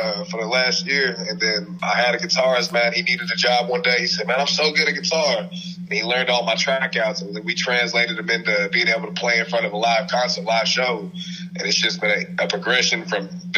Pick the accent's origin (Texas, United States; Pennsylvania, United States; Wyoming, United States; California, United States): Texas, United States; Commerce; we're from Commerce, Texas.